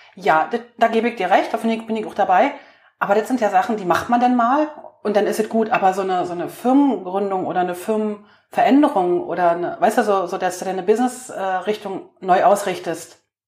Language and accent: German; East Germany, Germany; ich bin im Osten groß geworden